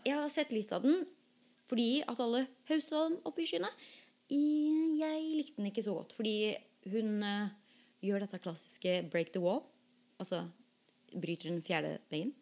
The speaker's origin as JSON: {"language": "Norwegian", "country": "Norway", "tie": "born or raised there", "moved": "yes", "lives_now": "United States", "said": "vi som er født og oppvokst i Norge"}